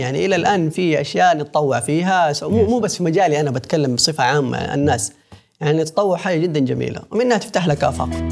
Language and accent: Arabic; Mecca, Makkah Province, Saudi Arabia; انا من مكه